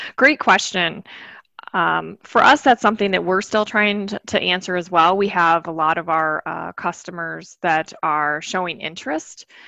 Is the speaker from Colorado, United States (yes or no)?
no; Michigan, United States; I grew up in Michigan